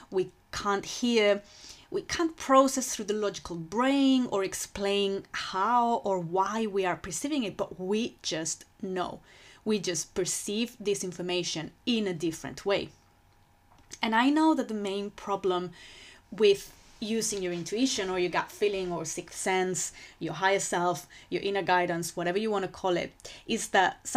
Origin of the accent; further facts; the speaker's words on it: Spain; English is a second language; moved away as an adult; now in London, United Kingdom; So I moved to London from Spain because I fell in love with, with that city.